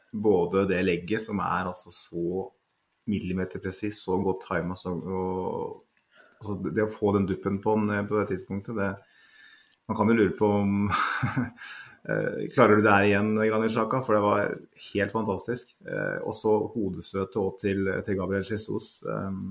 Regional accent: Norway; Jeg er norsk

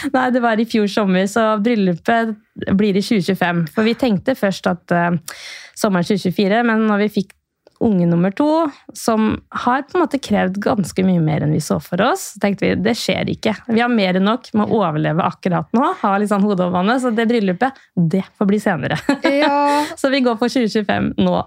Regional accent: Sarpsborg, Østfold, Norway; moved away as an adult; also born or lived in Queensland, Australia / Los Angeles, United States; så jeg er fra Sarpsborg. Men ved første anledning så flytta jeg så langt jeg kunne

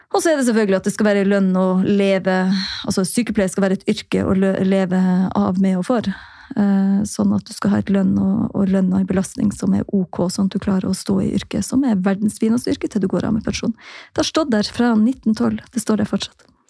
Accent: Jossevatn, Troms, Norway; born or raised there; now in Tromsø, Norway

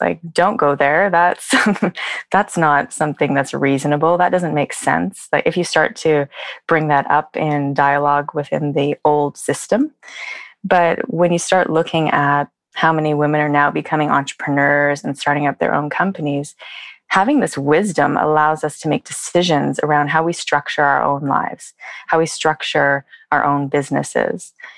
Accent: Vancouver, British Columbia, Canada; moved away as an adult; now in Oslo, Norway; I'm originally from Vancouver, Canada, and my family is here

